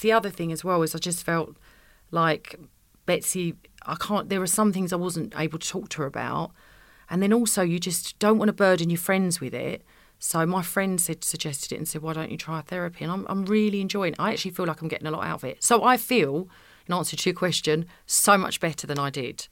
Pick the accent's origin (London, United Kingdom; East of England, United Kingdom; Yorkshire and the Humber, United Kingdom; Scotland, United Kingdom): East of England, United Kingdom; Essex; I'm from Essex